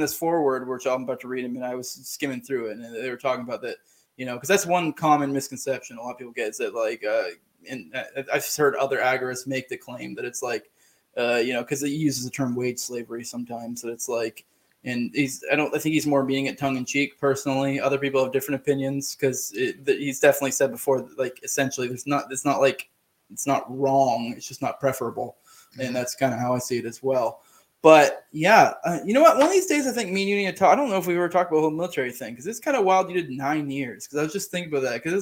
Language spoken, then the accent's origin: English; Maine, United States; moved away; I'm originally from Maine